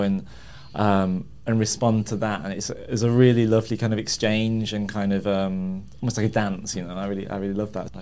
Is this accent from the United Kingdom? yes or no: yes; Birmingham, West Midlands, United Kingdom; moved away as an adult; now in London, United Kingdom; I grew up in Birmingham from a very sort of working class family.